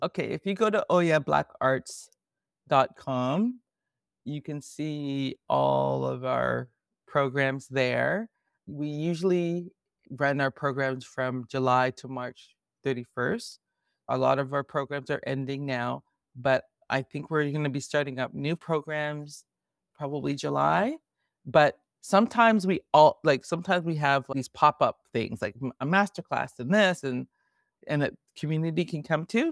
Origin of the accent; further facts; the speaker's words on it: Toronto, Ontario, Canada; I'm a Toronto girl. I was born and raised in Toronto